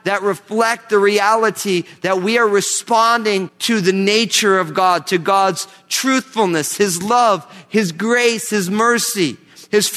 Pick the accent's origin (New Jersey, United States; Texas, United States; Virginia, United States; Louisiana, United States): New Jersey, United States; Growing up in New Jersey, I remember I had friends who I was going to college